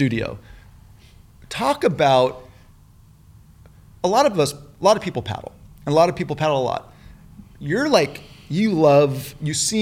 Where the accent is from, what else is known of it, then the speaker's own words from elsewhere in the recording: Newport Beach, California, United States; growing up in Newport